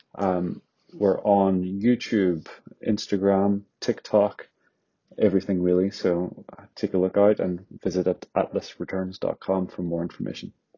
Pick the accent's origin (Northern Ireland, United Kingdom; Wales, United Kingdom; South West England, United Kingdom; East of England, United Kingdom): Northern Ireland, United Kingdom; accent: Northern Irish; now in London, United Kingdom; my accent is from Northern Ireland